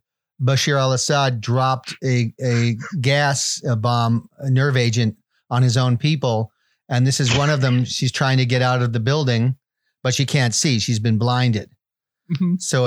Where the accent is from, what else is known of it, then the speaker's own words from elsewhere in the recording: Liverpool, North West England, United Kingdom; is a song. So this is about growing up in Liverpool.